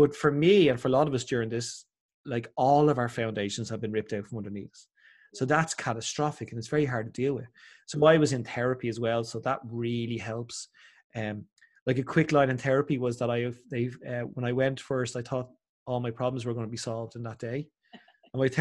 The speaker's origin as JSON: {"language": "English", "country": "Ireland", "said": "I'm so Irish as well"}